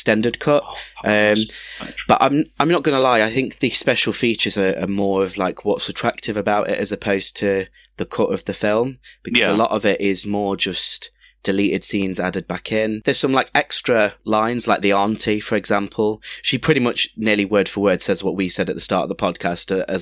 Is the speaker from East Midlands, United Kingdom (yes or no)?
yes; Nottingham, East Midlands, United Kingdom; I'm from Nottingham